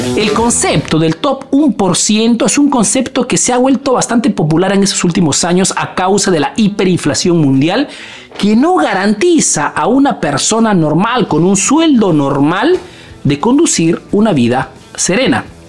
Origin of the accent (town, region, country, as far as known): Peru; now in Italy